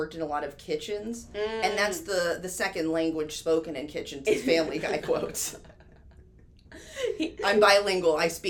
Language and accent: English; New York, United States; That's my credit. I'm from New York.